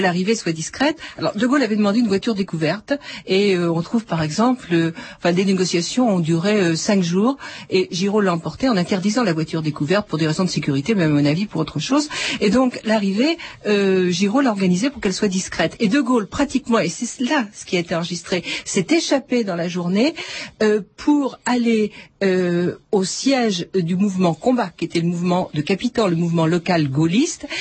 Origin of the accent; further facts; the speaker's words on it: France; nous sommes français